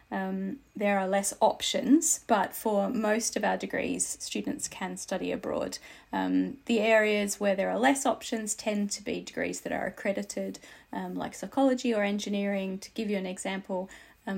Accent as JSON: {"language": "English", "region": "Tasmania", "country": "Australia", "moved": "yes", "lives_now": "Aberdeen, United Kingdom", "said": "I am Australian, and to be specific, because I'm very proud, I am Tasmanian"}